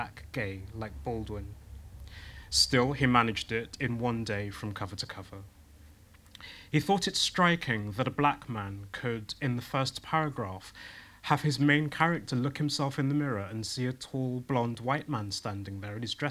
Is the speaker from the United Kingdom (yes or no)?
yes; West Midlands, United Kingdom; I'm from the West Midlands, I'm from a Jamaican background